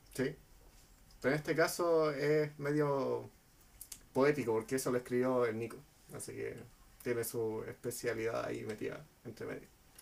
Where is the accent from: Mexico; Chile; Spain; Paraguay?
Chile; como somos chilenos